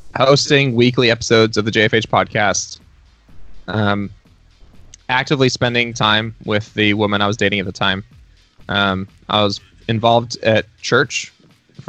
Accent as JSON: {"language": "English", "area": "Dallas-Fort Worth area", "region": "Texas", "country": "United States", "tie": "born or raised there", "moved": "yes", "lives_now": "Nashville, United States", "said": "my hometown, home state in the Dallas-Fort Worth area of Texas"}